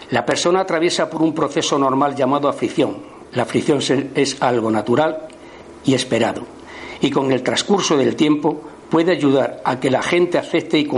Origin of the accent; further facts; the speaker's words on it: Andalusia, Spain; Por mi tierra, yo soy de Andalucía, aunque no se me note